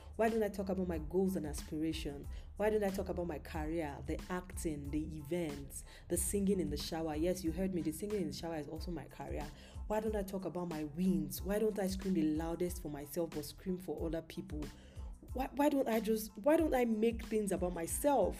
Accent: Yorubaland, Nigeria; moved away; I'm Nigerian, I'm currently not in Nigeria, but I'm Nigerian, Yoruba precisely

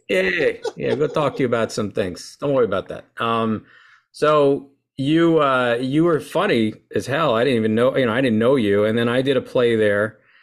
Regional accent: Lincoln Park, New Jersey, United States; I was born and raised in Lincoln Park, New Jersey, uh, by Wayne

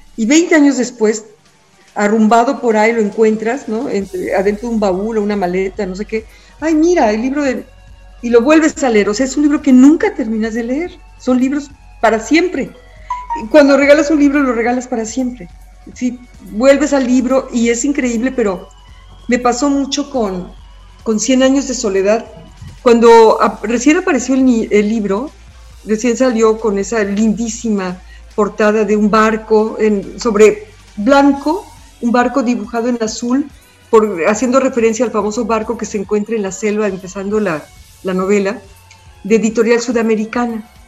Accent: Mexico; soy mexicana

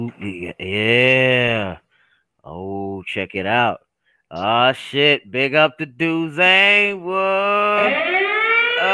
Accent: Oklahoma, United States; I'm from Oklahoma.

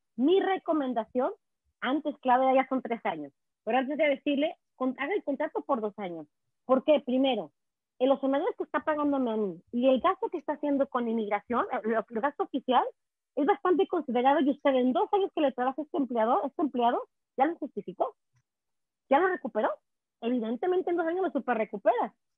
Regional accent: Mexico; now in Quebec, Canada; te traigo eh, aquí el águila mexicana plasmada en mi frente y muy orgullosa de serlo.

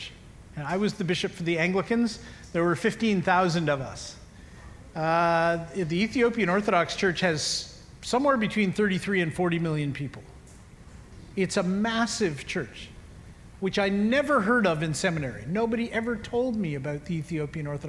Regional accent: Canada; I'm a Canadian

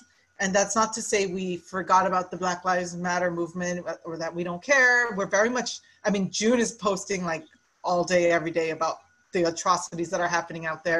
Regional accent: Guam; we were both born on Guam. To Korean immigrant parents.

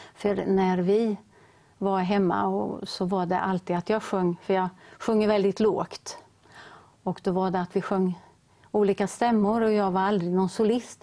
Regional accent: Ödeshög, Östergötland, Sweden; now in Linköping, Sweden; vårt lilla missionshus hemma i Ödeshög, där vi kommer ifrån

